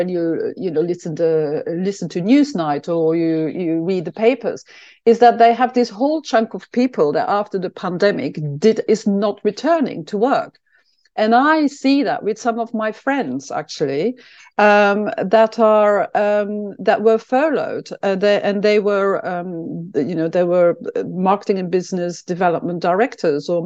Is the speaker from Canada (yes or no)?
no; Belgium; now in London, United Kingdom; I'm from Belgium